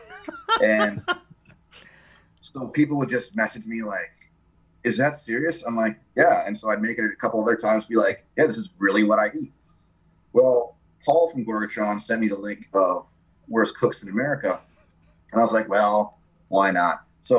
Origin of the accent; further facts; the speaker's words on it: Minnesota, United States; I'm from Minnesota